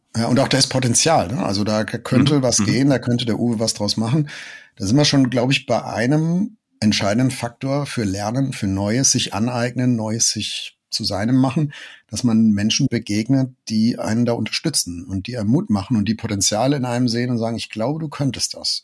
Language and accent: German; Germany; wir als Deutsche